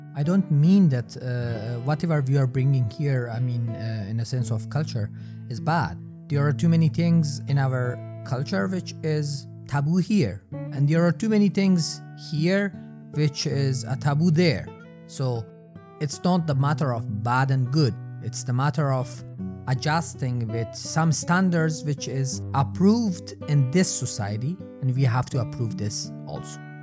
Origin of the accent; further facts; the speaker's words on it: Herat, Afghanistan; English is a second language; moved away as an adult; also born or lived in Hamburg, Germany / Giessen, Germany; now in Germany; I came from Afghanistan, not a very small, uh, uh, medium sized city called Herat, and I'm here since 2015